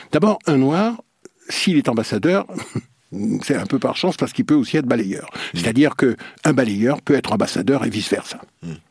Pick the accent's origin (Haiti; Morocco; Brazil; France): France; Guadeloupe; je l'ai fait chez moi en Guadeloupe quand j'étais petit, entre 7 et 12 ans d'abord